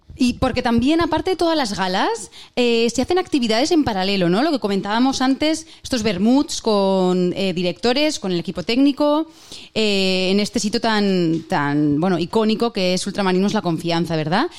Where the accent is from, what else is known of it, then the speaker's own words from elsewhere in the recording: Huesca, Aragon, Spain; soy de Huesca